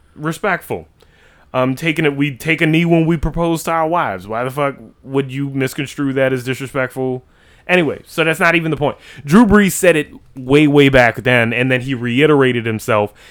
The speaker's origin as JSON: {"language": "English", "town": "New Orleans", "region": "Louisiana", "country": "United States", "said": "we're from New Orleans, Louisiana, in the United States of America"}